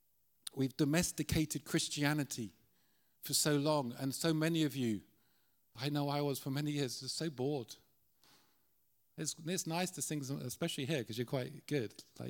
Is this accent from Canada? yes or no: no; Ireland; We always love, as Irish, to go to the darkest places that no one wants to go.